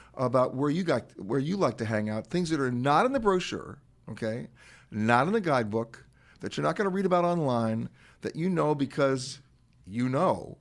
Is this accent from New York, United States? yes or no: yes; New York City, New York, United States; I grew up in Manhattan, in Harlem